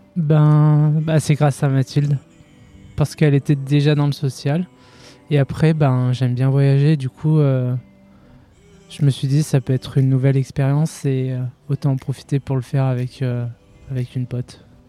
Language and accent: French; France; je suis de Vorep